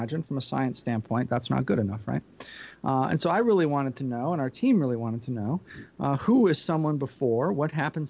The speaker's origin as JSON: {"language": "English", "town": "Peoria", "region": "Illinois", "country": "United States", "said": "I'm from Peoria, Illinois."}